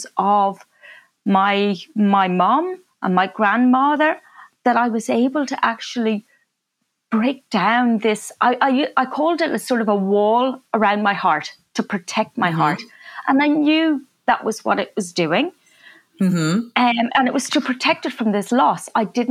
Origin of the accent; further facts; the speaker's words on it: Ireland; moved away; my family, we came from Ireland